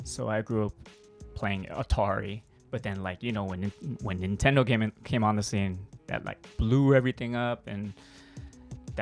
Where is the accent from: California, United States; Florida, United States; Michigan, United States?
California, United States; Los Angeles; moved away as an adult; now in Yokohama, Japan; I'm from Los Angeles.